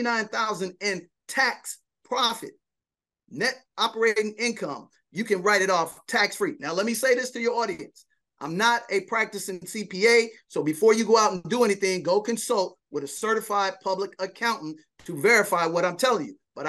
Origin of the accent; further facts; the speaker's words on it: Chicago, Illinois, United States; That's correct. I'm a Chicagoan.